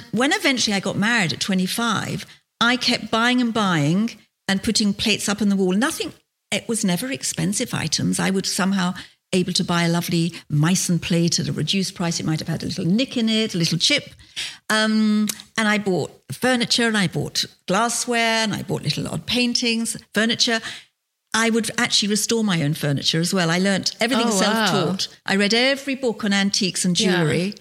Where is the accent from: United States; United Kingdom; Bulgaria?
United Kingdom; London; moved away as an adult; I was a Londoner. I am a Londoner